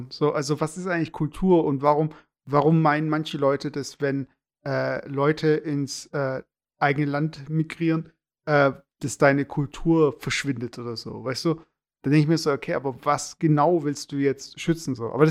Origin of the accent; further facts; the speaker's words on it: Hamburg, Germany; wenn ich als Hamburger in äh, die USA